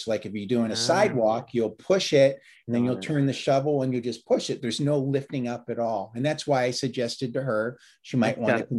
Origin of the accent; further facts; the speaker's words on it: Virginia, United States; I was a volunteer firefighter back where I grew up in Northern Virginia.